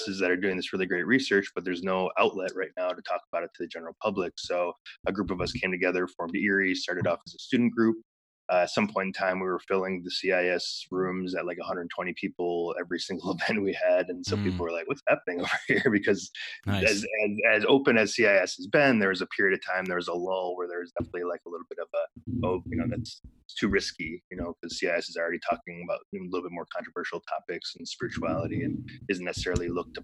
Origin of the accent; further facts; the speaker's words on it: Michigan area outside Detroit, United States; moved away as an adult; also born or lived in Ann Arbor, Michigan / Hawaii; I grew up in Michigan area outside Detroit, went to school in Ann Arbor